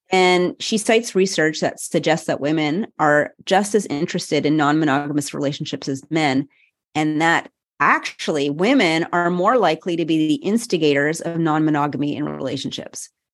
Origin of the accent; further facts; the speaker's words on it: Montreal, Quebec, Canada; the University of Montreal, my hometown